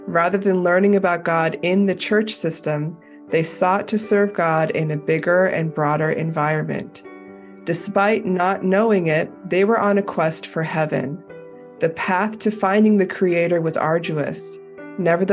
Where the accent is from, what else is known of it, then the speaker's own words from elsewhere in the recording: United States; as an American